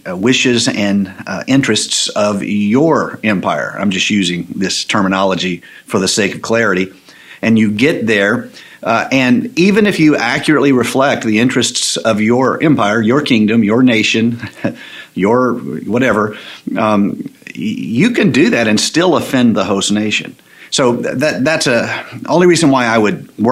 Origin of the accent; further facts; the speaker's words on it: the South, United States; I grew up in the South.